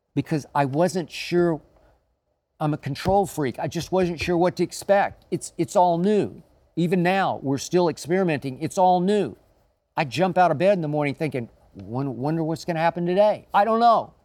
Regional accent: Oklahoma City, Oklahoma, United States; growing up in Oklahoma City

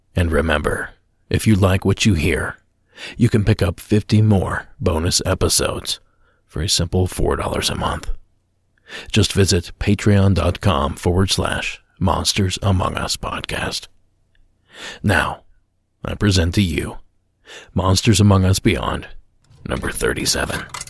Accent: Ohio, United States; my home state of Ohio

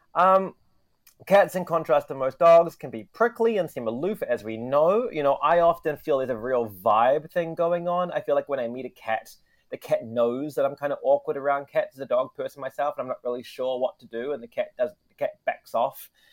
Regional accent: Wellington, New Zealand; now in Tokyo, Japan; I come from Wellington, New Zealand

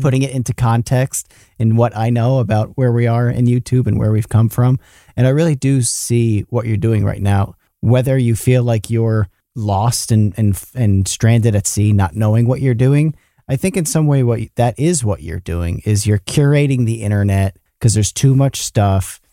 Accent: New York, United States; Matt and I grew up in New York

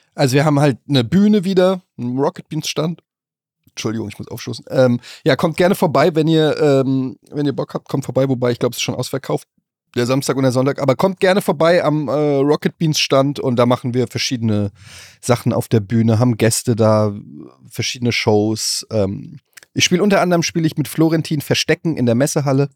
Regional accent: Germany; als Deutscher

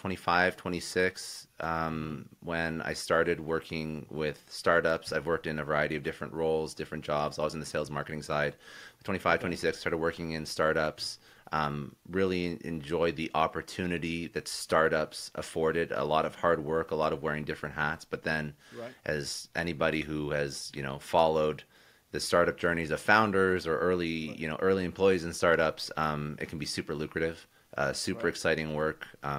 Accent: Ottawa, Ontario, Canada; also born or lived in Toronto; Raised in Canada. Most of my young life I was actually in Ottawa, which is the capital of Canada.

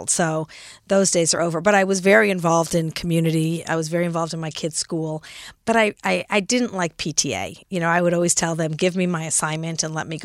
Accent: Los Angeles, California, United States; also born or lived in San Francisco / Frankfurt, Germany; now in New York, United States; So I grew up in Los Angeles. Actually, I was born in San Francisco, grew up in Los Angeles, lived in Frankfurt, Germany for three years because my father was a doctor in the army

